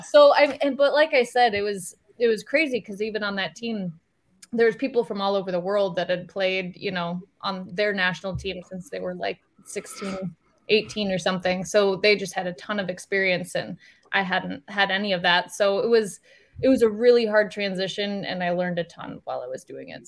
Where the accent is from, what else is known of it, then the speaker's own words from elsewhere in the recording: Iowa, United States; I'm from Iowa